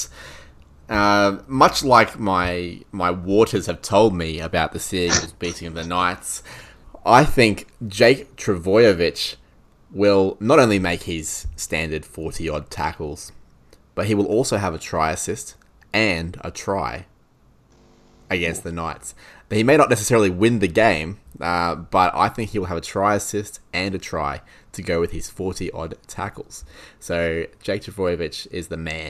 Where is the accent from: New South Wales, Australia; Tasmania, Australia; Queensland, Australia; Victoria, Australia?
Queensland, Australia; as a Queenslander